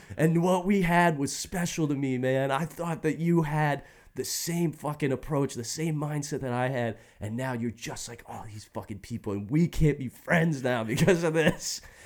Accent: Indiana, United States; I'm from Indiana.

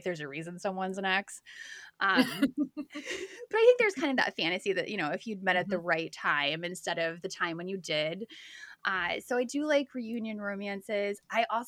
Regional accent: Bedford, Texas, United States; I grew up in Bedford, Texas, which is part of the Metroplex in Texas

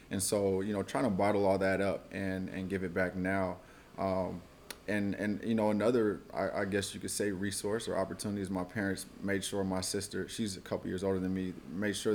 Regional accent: Oakland, California, United States; also born or lived in Washington, District of Columbia, United States; I'm from Oakland, California. Uh, grew up here, went to college at Howard University in DC. I was out there from 2007 to 2012. And upon graduation, I moved back to Oakland.

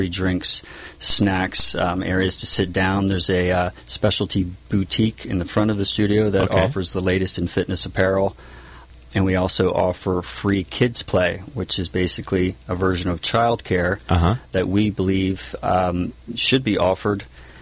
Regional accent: Lewes, Delaware, United States; also born or lived in Tennessee; now in San Juan Capistrano, United States; I grew up in Lewis Beach, Delaware

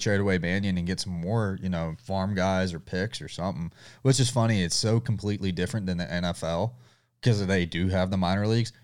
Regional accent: the South, United States; I'm from the South

